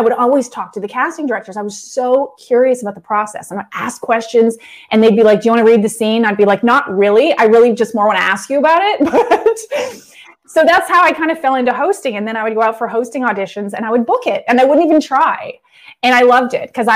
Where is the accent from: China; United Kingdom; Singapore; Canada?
Canada; now in Los Angeles, United States; I grew up in Canada in a small town